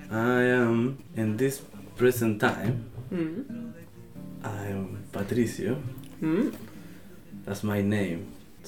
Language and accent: English; Viña del Mar, Valparaíso, Chile; English is a second language; I'm from Chile, Viña del Mar, Valparaíso, la quinta región, mi hogar. This is my home, really, really beautiful place.